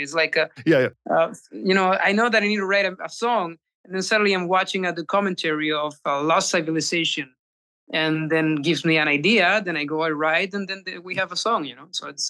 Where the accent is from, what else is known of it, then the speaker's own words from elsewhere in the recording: Chile; now in Spain; Yeah. Yeah. I moved from Chile to Spain. Yeah.